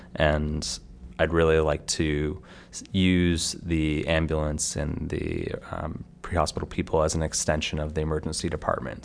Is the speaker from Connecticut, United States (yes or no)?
yes; Stamford, Connecticut, United States; where I grew up in Stamford, Connecticut